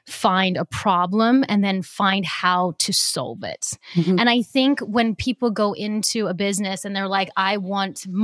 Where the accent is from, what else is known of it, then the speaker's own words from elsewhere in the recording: Australia; I'm Australian